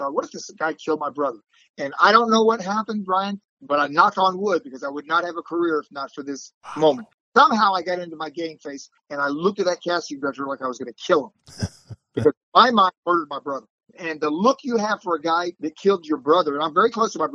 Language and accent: English; Florida, United States; moved away as an adult; also born or lived in Illinois; now in Los Angeles, United States; I'm from Florida.